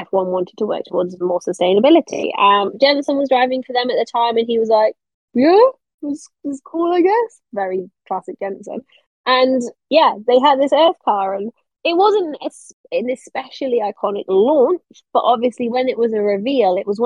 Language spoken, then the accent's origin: English; United Kingdom; I'm a Brit.